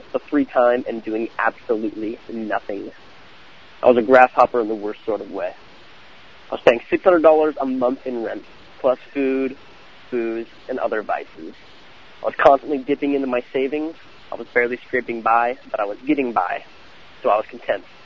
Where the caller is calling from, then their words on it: California, United States; I am calling from California